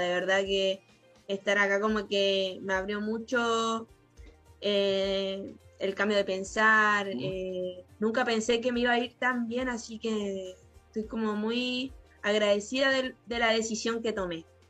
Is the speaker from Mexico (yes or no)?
no; Chile; moved away as an adult; also born or lived in Antofagasta, Chile; now in Argentina; somos poquitas chilenas